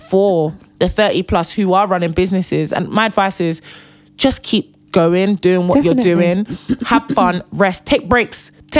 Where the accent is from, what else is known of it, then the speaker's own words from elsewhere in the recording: Nigeria; I am Nigerian and I am the first daughter.